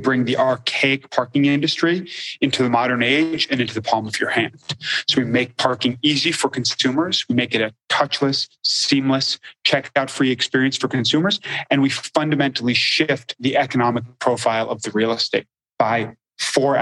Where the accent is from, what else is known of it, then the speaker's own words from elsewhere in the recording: Los Angeles, California, United States; I was born and raised in Los Angeles